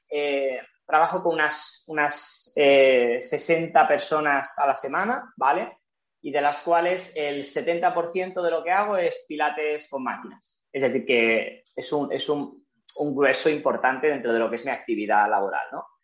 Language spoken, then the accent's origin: Spanish; Barcelona, Catalonia, Spain; em, soy de Barcelona, tengo 31 años